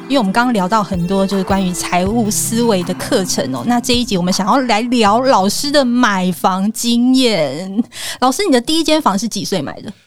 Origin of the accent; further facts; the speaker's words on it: Zhonghe, New Taipei, Taiwan; moved away as an adult; now in Zhubei, Taiwan; 中和。嗯。我的老家